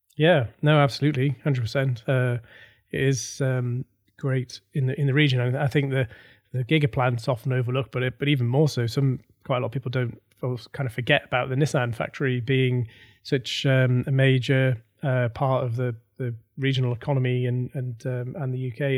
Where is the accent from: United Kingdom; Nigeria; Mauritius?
United Kingdom; North East England; I am from the Northeast as well